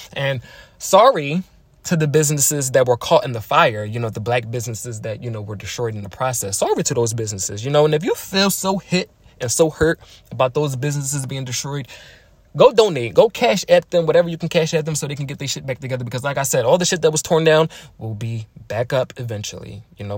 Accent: Philadelphia, Pennsylvania, United States; I am from Philly.

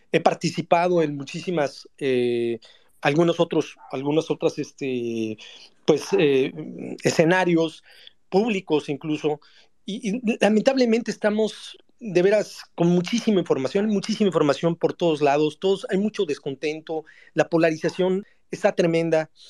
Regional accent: Mexico; esta alerta, esta emergencia que tenemos como mexicanos, somos nosotros mismos.

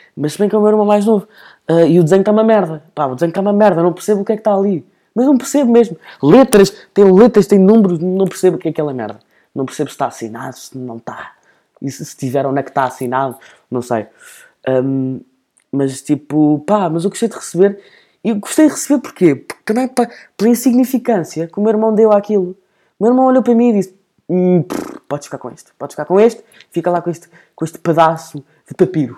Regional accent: Portugal; E depois eu começo a fingir que não sou português

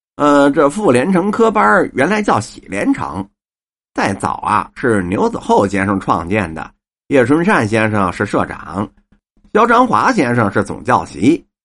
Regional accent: Beijing, China; 反正我们是北京人，我爷爷那会儿就在平德门那儿，开茶馆儿

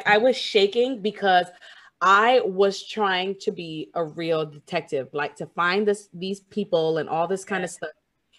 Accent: Jamaica; I'm Jamaican too

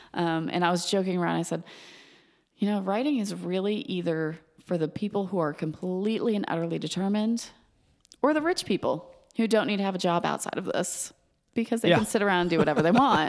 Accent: Georgia, United States; You grew up in Massachusetts. I grew up in Georgia. We see things differently when you say those words.

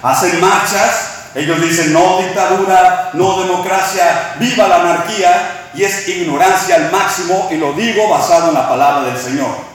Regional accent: Mexico; now in Texas, United States; somos mexicanos viviendo en Texas

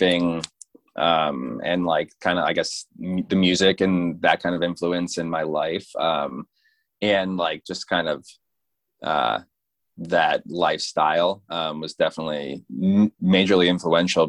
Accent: Fort Lauderdale, Florida, United States; now in St. Augustine, United States; I'm living in St. Augustine, Florida now, but yeah, I grew up in Fort Lauderdale.

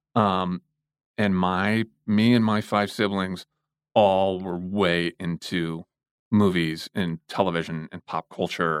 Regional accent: St. Louis, Missouri, United States; I was born and raised in Saint Louis, Missouri

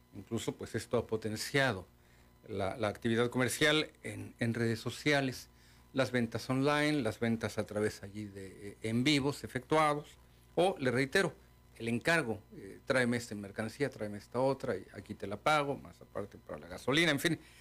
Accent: Mexico; also born or lived in Baja California; pero seguimos siendo mexicanos

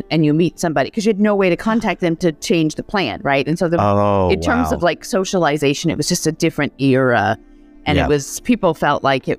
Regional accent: United States; moved away as an adult; also born or lived in Slovakia / Brazil / China / Korea; I'm an American

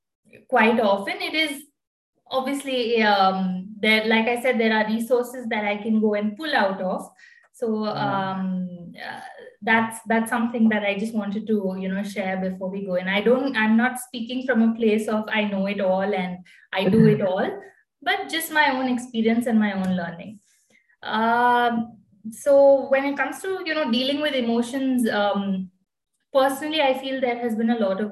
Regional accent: Bangalore, Karnataka, India; I'm basically from Bangalore.

